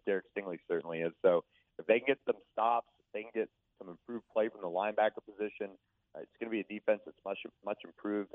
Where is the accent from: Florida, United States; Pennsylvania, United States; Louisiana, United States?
Florida, United States; Tampa; I grew up in Tampa